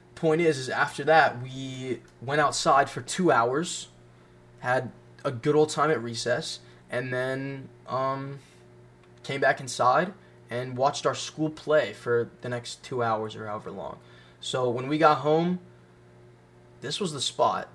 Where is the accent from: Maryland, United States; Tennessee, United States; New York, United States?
Tennessee, United States; Franklin; also born or lived in Tallahassee, Florida; at the ripe age of five, my parents decided for some reason to pick up everything we had and move to Franklin, Tennessee. And I've been here for the past 13 years.